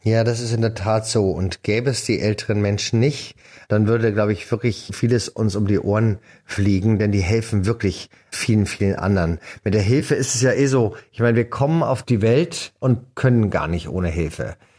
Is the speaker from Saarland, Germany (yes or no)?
no; Munich, Bavaria, Germany; first language German; also born or lived in France; bei uns in München im Gymnasium